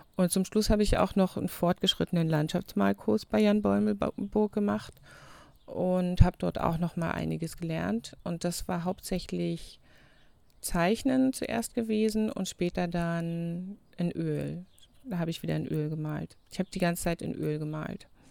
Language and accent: German; Germany; also born or lived in New Zealand; Wir haben bei uns in Deutschland immer noch das Zunftsystem